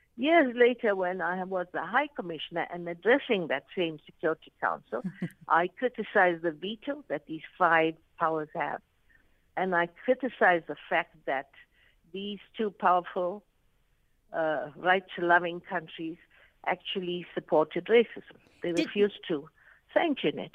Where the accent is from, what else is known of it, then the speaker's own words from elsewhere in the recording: South Africa; also born or lived in Arusha, Tanzania; I am a South African